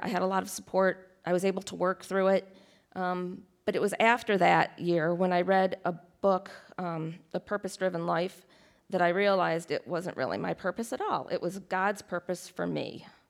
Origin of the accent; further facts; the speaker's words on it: Rochester, New York, United States; moved away; also born or lived in Delaware; I'm originally from Rochester, New York